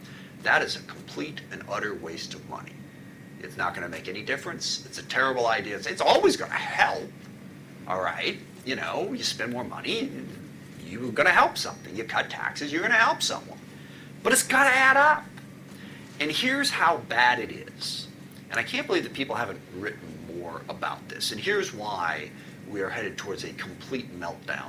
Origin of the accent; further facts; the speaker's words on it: SeaTac, Washington, United States; I grew up in SeaTac